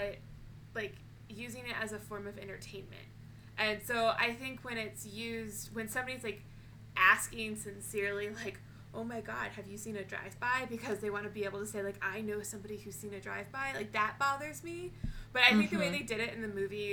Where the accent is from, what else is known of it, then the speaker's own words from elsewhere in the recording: Detroit, Michigan, United States; I'm not from Detroit proper. I'm from Metro Detroit.